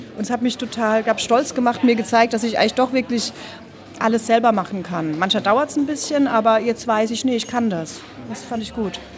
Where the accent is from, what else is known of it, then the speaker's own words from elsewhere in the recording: Karlsruhe, Baden-Württemberg, Germany; also ich bin in Süddeutschland geboren, in Karlsruhe, ungefähr 81